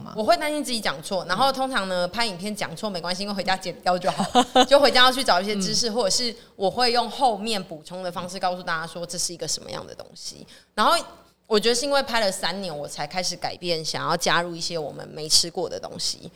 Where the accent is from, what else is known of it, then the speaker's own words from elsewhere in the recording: Tainan, Taiwan; 但是我是台南人